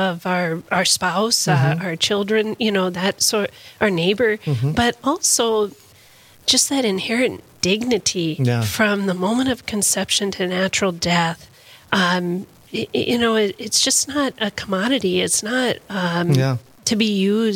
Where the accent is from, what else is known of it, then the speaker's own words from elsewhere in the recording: Loudoun County, Virginia, United States; I grew up in Loudoun County, up in the northern part, the beauty area